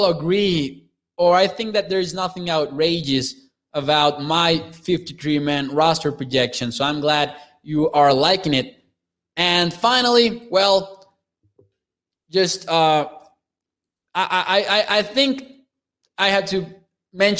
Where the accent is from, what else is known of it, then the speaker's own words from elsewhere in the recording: Mexico; my hometown here in Mexico